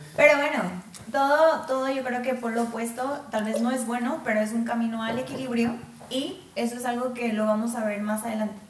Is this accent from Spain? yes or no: no; Mexico; somos mexicanos